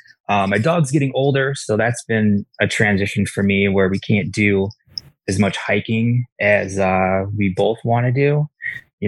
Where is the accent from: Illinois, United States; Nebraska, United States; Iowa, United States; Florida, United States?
Iowa, United States; moved away as an adult; also born or lived in Colorado; I grew up in Iowa